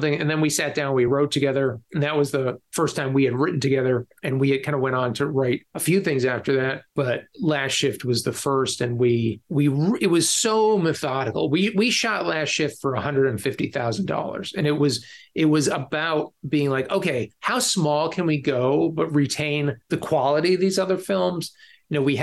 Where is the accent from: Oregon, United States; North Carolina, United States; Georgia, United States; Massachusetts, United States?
Massachusetts, United States; Boston; moved away as an adult; now in Los Angeles, United States; I went to film school in Boston. I'm from Boston